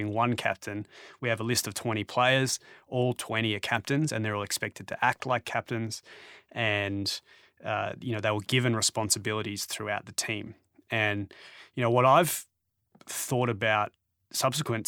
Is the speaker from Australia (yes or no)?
yes; Australia; now in Toronto, Canada; being Australian